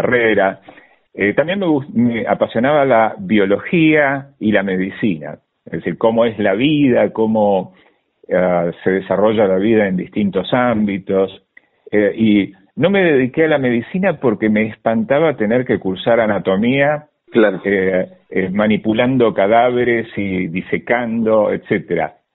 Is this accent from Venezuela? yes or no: no; Sarandí, Buenos Aires Province, Argentina; born there; also born or lived in Berazategui; yo nací en Sarandí, en la mm, en el partido de Avellaneda y eh, pasé muchos años en Verazategui.